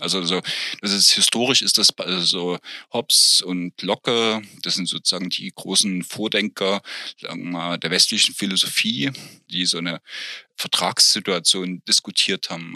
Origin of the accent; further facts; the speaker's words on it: East Germany, Germany; als Kind im Sportunterricht, als eingeführt wurde, das war noch zu Ostzeiten